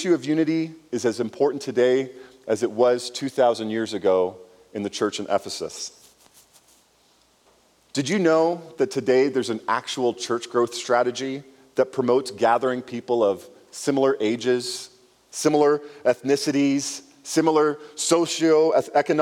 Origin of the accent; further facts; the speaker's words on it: Canada; growing up in Canada, I had friends who were Indians